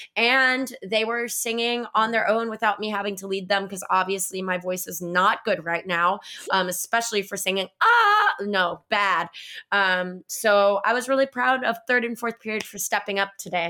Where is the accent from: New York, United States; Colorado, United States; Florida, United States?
Florida, United States; I'm from Florida